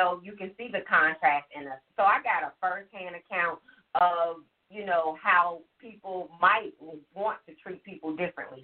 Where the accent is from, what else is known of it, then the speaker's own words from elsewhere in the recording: Chicago, Illinois, United States; moved away; also born or lived in Alabama / Georgia; I grew up in Chicago. Like, I grew up in Roseland.